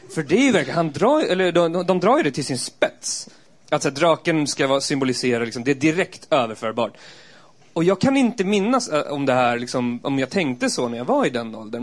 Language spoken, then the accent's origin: Swedish; Eskilstuna, Södermanland, Sweden; jag kommer från Eskilstuna